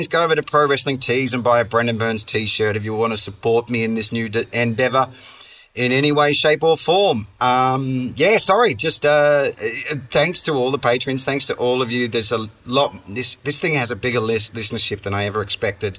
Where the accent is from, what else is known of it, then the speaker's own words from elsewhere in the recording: Perth, Western Australia, Australia; accent: Aussie; moved away; my hometown of Perth